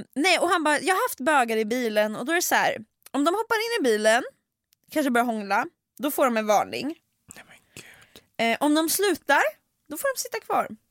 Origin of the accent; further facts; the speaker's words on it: Sweden; Vi är från Sverige